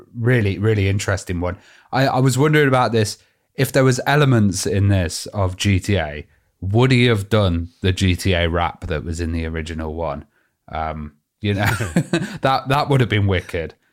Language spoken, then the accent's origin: English; United Kingdom; we're, we're British.